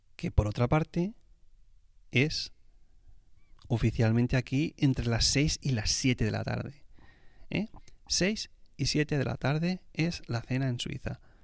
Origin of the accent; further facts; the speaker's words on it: Spain; como español que soy